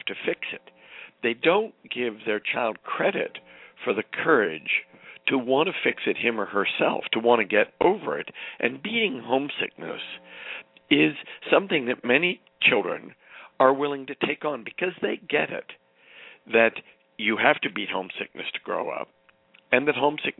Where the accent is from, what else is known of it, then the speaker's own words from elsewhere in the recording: Arlington, Massachusetts, United States; my hometown of Arlington, Massachusetts